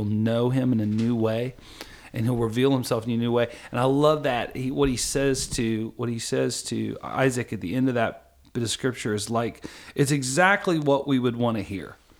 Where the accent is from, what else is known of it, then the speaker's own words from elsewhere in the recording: Kentucky, United States; I'm from Kentucky